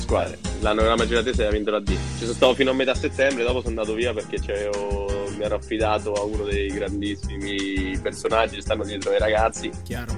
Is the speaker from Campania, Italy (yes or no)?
no; Pieve Bovigliana, Marche, Italy; io sono della Pieve, Pieve Bovigliana